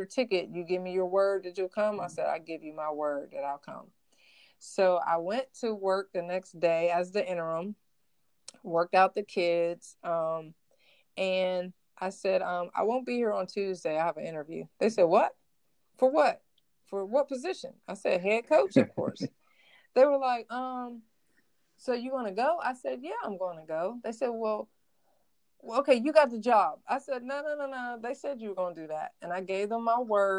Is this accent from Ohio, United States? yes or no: yes; Ohio, United States; I'm from Ohio